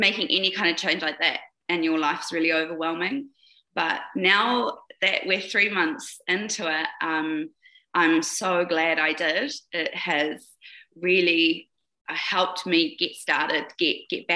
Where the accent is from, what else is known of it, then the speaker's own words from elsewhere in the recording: New Zealand; now in Kamloops, Canada; I was actually born in New Zealand, but I live in Canada now. I'm a Kiwi